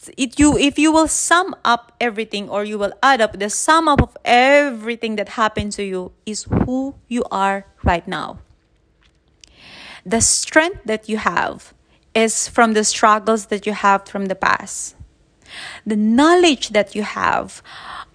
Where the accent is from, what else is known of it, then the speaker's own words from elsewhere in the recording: Manila, Metro Manila, Philippines; now in Chiang Mai, Thailand; I'm in Chiang Mai, northern Thailand, though I'm born and raised in Manila